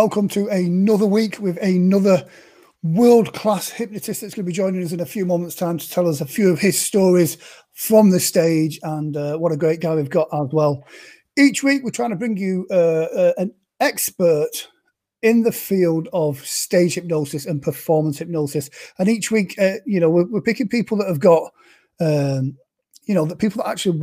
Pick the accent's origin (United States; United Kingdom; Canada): United Kingdom; being a Brit